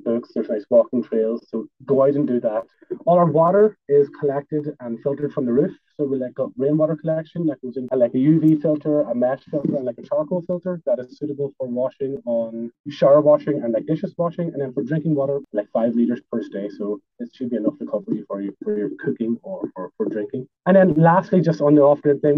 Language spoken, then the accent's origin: English; Ireland; us as Irish people